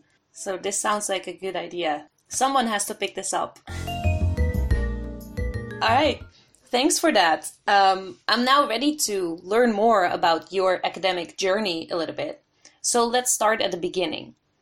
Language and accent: English; Haifa, Haifa District, Israel; Oh, good to hear that you like my hometown.